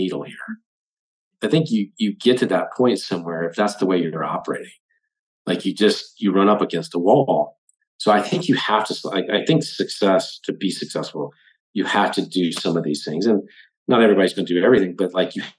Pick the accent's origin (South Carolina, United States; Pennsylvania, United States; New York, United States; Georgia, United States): South Carolina, United States; I was in all the things that were pretty typical of somebody growing up in South Carolina